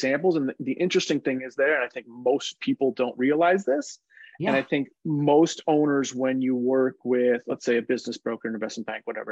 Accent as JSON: {"language": "English", "region": "Minnesota", "country": "United States", "tie": "born or raised there", "said": "growing up in Minnesota, I was surrounded by these, you know, blue-collar baby boomers"}